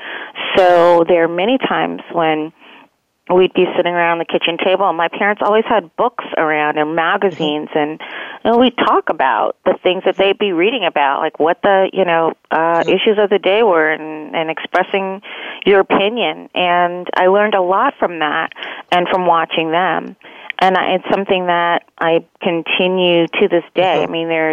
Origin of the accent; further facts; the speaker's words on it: East Orange, New Jersey, United States; also born or lived in Fort Deposit, Alabama / Scotch Plains, New Jersey; I grew up in New Jersey, in East Orange, New Jersey.